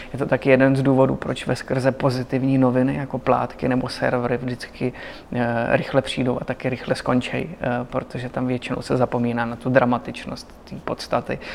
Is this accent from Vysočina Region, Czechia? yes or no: yes; Vysočina Region, Czechia; já jsem z Vysočiny